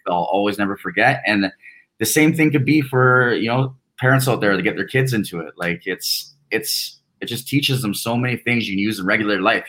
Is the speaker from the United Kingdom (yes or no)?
no; Canada; being Canadian